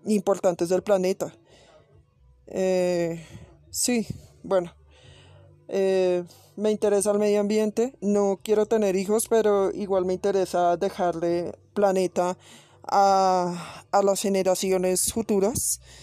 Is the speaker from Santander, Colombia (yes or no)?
no; Bogotá, Colombia; en mi ciudad, Bogotá